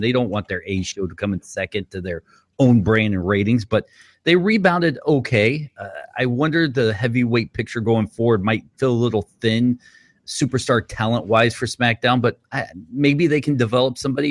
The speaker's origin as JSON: {"language": "English", "town": "Boston", "region": "Massachusetts", "country": "United States", "moved": "yes", "said": "I'm originally from Boston"}